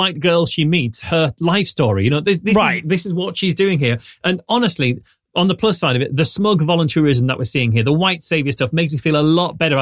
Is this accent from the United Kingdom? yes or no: yes; United Kingdom; I'm British